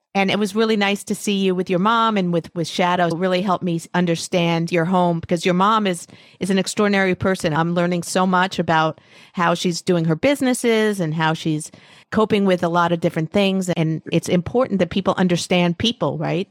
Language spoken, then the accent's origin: English; United States; I'm very American. I'm talking to you from New York.